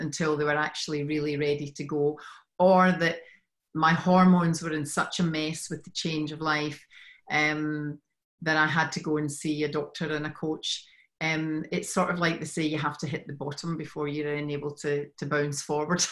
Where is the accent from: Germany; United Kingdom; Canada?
United Kingdom; Scotland; moved away as an adult; now in Sydney, Australia; I'm originally from Scotland